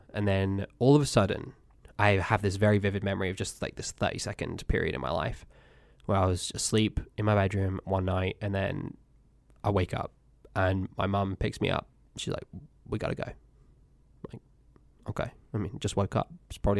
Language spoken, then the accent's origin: English; Cambridge, East of England, United Kingdom; So yes, anyway, I grew up in England. I was born in Cambridge, born at a hospital there.